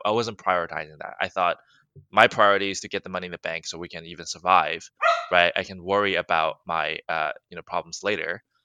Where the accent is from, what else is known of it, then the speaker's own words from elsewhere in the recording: Alabama, United States; moved away as an adult; now in Los Angeles, United States; I grew up in Alabama, went to school in Alabama